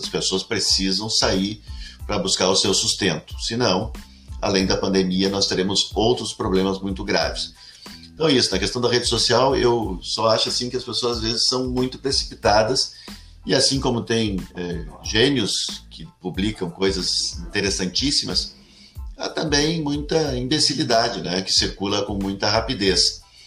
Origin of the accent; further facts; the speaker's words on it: Cachoeirinha, Rio Grande do Sul, Brazil; also born or lived in Gravataí; eu sou natural de Cachoeirinha mesmo, uma cidadezinha que uma cidade ao lado de Porto Alegre, né? Foi emancipada de Gravataí